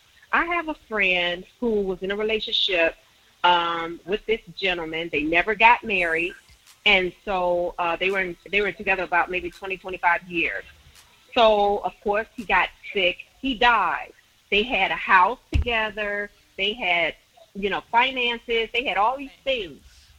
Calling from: Chicago, Illinois, United States; I'm calling from Chicago, Illinois.

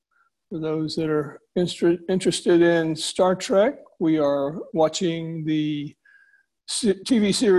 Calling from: Houston, Texas, United States; in Houston.

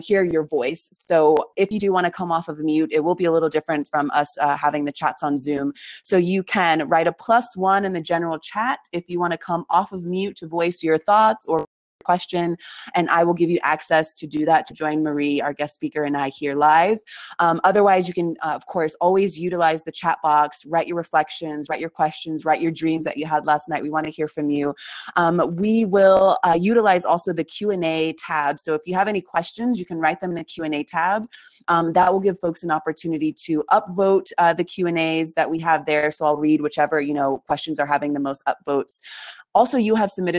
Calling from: Patagonia, Argentina; I'm calling from Patagonia in Argentina.

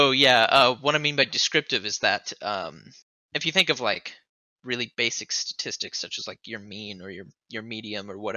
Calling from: Rolla, Missouri, United States; Rolla, Missouri.

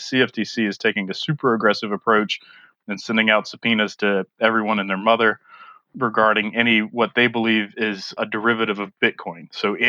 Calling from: South Carolina, United States; I'm currently in South Carolina, but I'm based in Buffalo, New York.

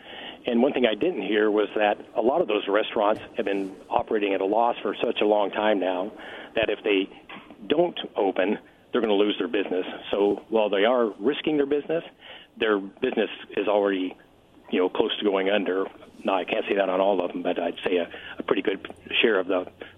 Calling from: Richland, United States; from Richland.

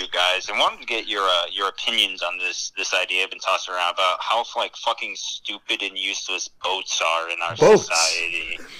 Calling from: Portland, Maine, United States; I'm calling from the Portland, Maine area.

